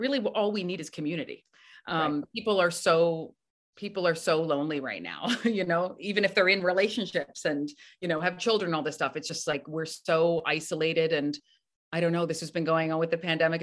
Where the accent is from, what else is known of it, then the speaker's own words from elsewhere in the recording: Canada; now in New York, United States; I'm from Canada